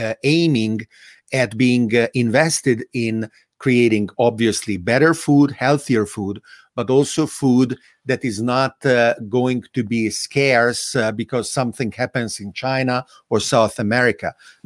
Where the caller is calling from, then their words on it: Italy; It is being reported in Italy daily. I'm speaking from Italy, right?